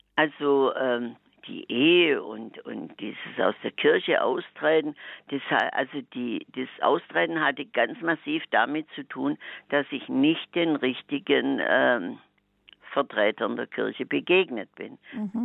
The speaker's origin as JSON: {"language": "German", "region": "Swabia", "country": "Germany", "said": "als echter Schwabe"}